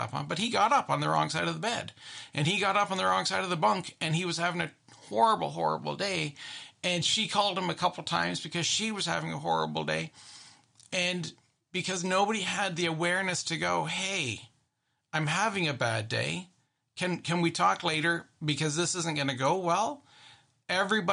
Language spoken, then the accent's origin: English; Canada; I'm very Canadian